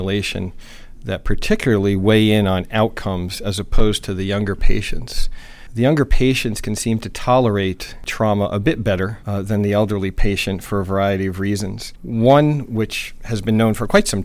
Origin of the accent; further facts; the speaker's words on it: New Jersey, United States; moved away as an adult; also born or lived in New Mexico / New York; I grew up in New Jersey